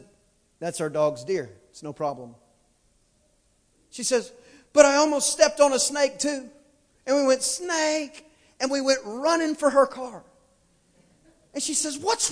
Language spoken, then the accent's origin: English; East Texas, United States; I am from East Texas.